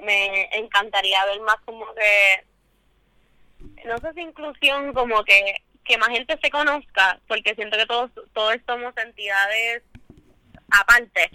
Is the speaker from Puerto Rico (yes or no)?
yes; San Juan, Puerto Rico; soy artista de San Juan